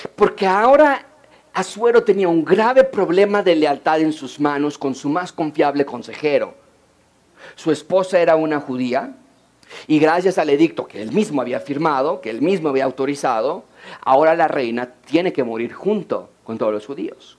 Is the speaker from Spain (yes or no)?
no; Mexico; como decimos en México